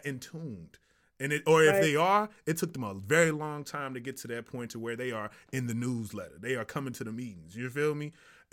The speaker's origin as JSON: {"language": "English", "region": "the South", "country": "United States", "said": "I'm from the South"}